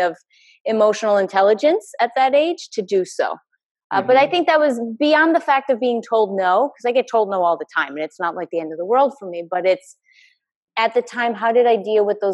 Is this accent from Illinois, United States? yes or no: no; Connecticut, United States; moved away; also born or lived in New York area / Boston; I grew up in Connecticut. I grew up in New York area, and then later moved to Boston